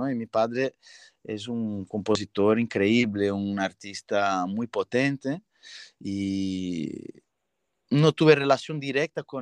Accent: São Paulo, Brazil; born there; Spanish is a second language; also born or lived in Minas Gerais / Santa Catarina; Pues yo nací en São Paulo, mi familia materna es de Minas Gerais y la familia de mi padre es de Paraíba, de João Pessoa.

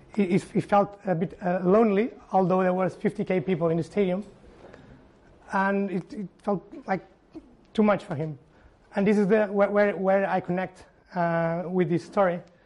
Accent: Porto, Norte, Portugal; Estádio do Dragão, Porto, Portugal, my, my home country, my, my hometown.

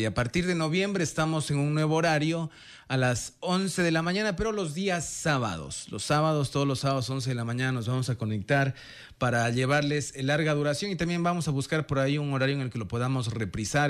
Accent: Ecuador; no le dije que era de Ecuador, pero supuso que era de Venezuela por el acento

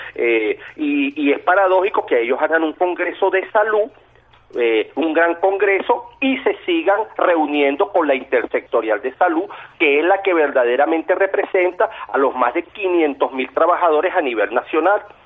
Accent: Venezuela; como venezolanos de bien que somos

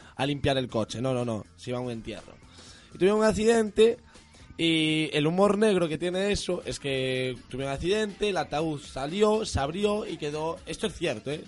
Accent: Verín, Galicia, Spain; mi tierra, de, de Berín. Buen vino y buenos carnavales, de allí donde soy yo

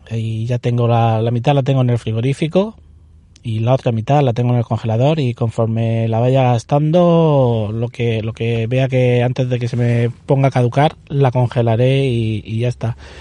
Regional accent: Alhama de Murcia, Region of Murcia, Spain; now in Molina de Segura, Spain; soy de Alama

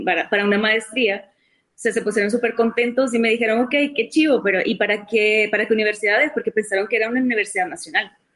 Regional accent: San Martín, San Salvador, El Salvador; moved away as an adult; also born or lived in Soyapango, El Salvador / South Korea / Brazil; Viví, viví, en Soyapango los primeros cinco años de mi vida. Ah. Eh, y ahí, o sea, nací en el 84, justo en medio del conflicto civil.

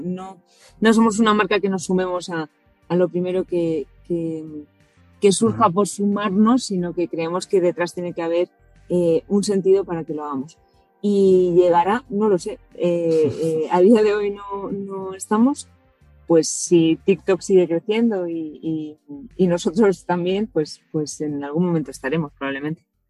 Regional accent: Hondarribia, Basque Country, Spain; Andarribía, que es de donde soy yo

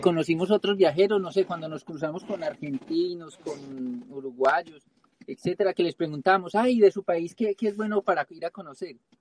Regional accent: Pereira, Risaralda, Colombia; moved away; yo soy de Colombia, soy de la región del eje cafetero, de la ciudad de Pereira

